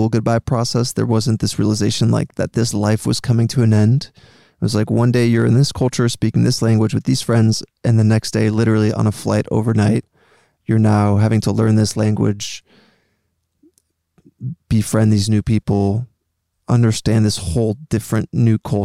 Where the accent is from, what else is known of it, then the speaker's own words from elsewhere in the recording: Greenwich, Connecticut, United States; also born or lived in Paris, France / Montreal, Canada / New York; when I was 7 years old, my family and I moved from Paris, France to Greenwich, Connecticut in the US